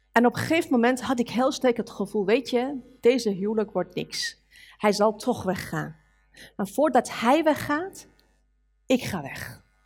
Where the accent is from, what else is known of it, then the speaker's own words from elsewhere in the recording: Iran; Dutch is a second language; now in Netherlands; als een Iraanse meisje